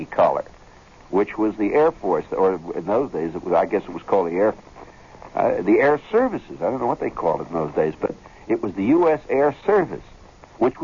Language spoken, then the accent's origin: English; Kentucky, United States; I'm from Kentucky.